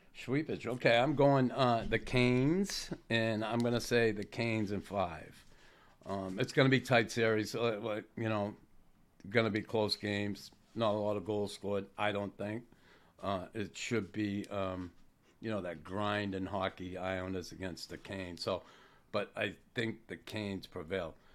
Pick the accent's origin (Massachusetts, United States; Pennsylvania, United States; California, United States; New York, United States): Massachusetts, United States; Boston; my hometown, Boston